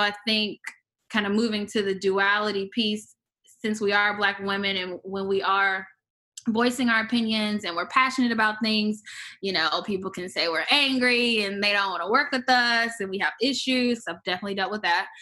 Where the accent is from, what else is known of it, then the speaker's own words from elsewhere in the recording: Augusta, Georgia, United States; also born or lived in Tallahassee, Florida; was born in Tallahassee, Florida, but I grew up for the most part in Augusta, Georgia, and people only know the Masters golf. So that's where I spent most of my time and went to high school. So, Georgia girl